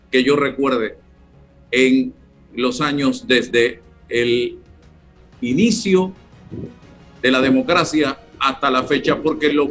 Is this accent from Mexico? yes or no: no; Panama; porque tiene todo el derecho como panameño, como Rolando, como César y como yo, a opinar, a hacer propuestas.